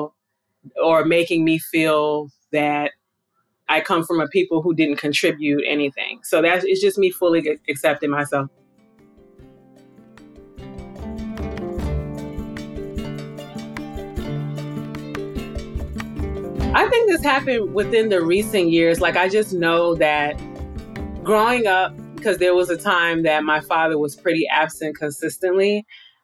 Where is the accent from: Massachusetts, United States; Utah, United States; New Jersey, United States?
New Jersey, United States; also born or lived in Silver Spring, Maryland; we moved further up north to New Jersey